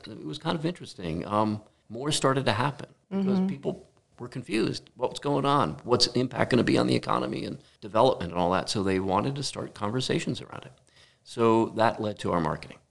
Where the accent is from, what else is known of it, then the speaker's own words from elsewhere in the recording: New Jersey, United States; also born or lived in Detroit; born and raised in New Jersey